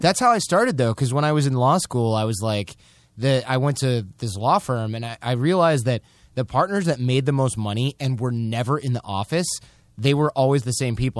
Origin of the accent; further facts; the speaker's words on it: Michigan, United States; We're basically from Michigan